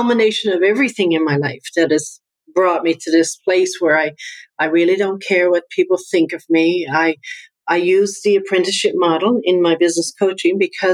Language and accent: English; Newfoundland and Labrador, Canada; accent: Newfoundland; now in Halifax, Canada; my accent comes from Newfoundland. I'm from Newfoundland. That's why I have this accent